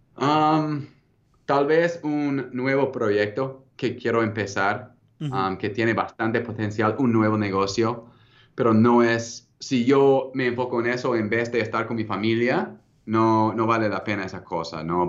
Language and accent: Spanish; United States; first language English; Spanish is a second language; also born or lived in Peru / Salt Lake City; yo crecí hablando el inglés aquí en los Estados Unidos